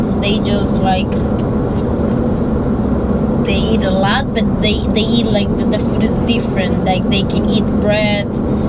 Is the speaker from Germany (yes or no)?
no; Colombia; English is a second language; now in New York, United States; I'm from Colombia.